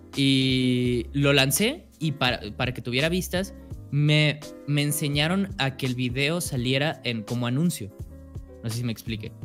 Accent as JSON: {"language": "Spanish", "town": "Guadalajara", "region": "Jalisco", "country": "Mexico", "said": "yo soy de México, ah, específicamente de Guadalajara"}